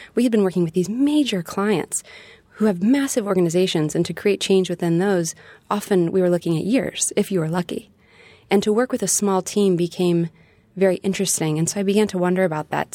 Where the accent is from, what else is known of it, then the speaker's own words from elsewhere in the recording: Dallas, Texas, United States; moved away as an adult; also born or lived in Nashville, Tennessee; Growing up in Texas, traveling around to the different parts of Texas